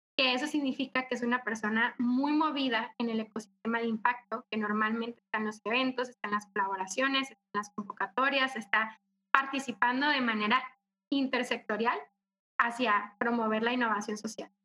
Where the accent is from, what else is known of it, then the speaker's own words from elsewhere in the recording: Cócorit, Sonora, Mexico; moved away as an adult; now in Mexico City, Mexico; Yo soy de Sonora, soy norteña, orgullosamente, y soy de una comunidad muy pequeña que se llama Cocorit